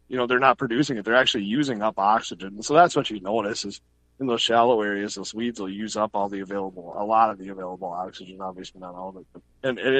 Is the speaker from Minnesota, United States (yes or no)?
yes; Two Harbors, Minnesota, United States; I grew up in Two Harbors